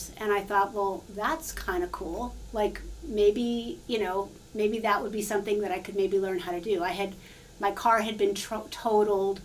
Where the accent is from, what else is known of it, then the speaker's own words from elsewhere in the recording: New York City, New York, United States; moved away as an adult; now in Charlottesville, Virginia, United States; I actually am a public school kid, so I grew up in New York City